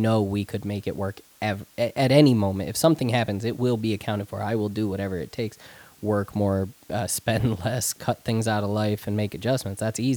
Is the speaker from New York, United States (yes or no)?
yes; Spencer, New York, United States; moved away; the one that lives in Spencer in my hometown where my family is